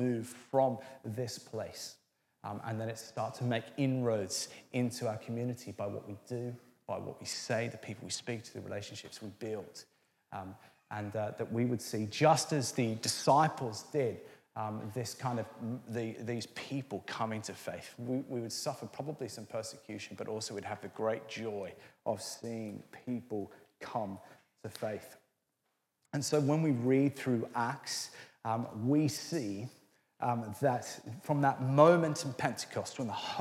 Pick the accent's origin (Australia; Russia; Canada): Australia; Orange, New South Wales; now in Feltham, United Kingdom; I grew up in Orange